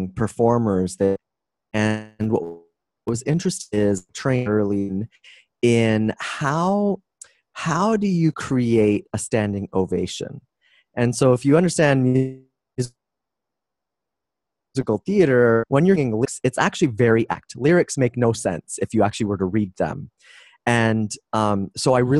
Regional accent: Toronto, Ontario, Canada; moved away as an adult; now in San Diego, United States; I'm from Toronto, Canadian, and 3 years ago, I moved to the U.S.

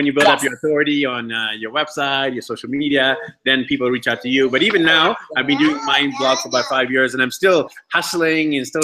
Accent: Canada; I'm actually Indian descent, born in Canada

